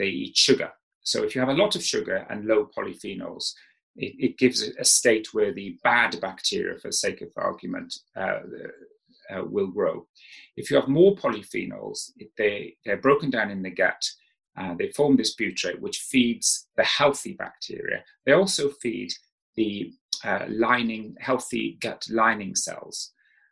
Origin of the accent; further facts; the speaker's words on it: South Wales, United Kingdom; I didn't know what a herb was when I grew up in South Wales